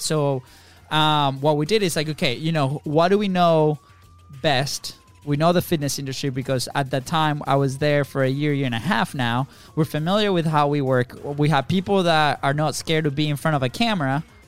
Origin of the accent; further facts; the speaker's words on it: Venezuela; moved away as an adult; also born or lived in Jacksonville, Florida; now in United States; we are not from the states. We're actually from Venezuela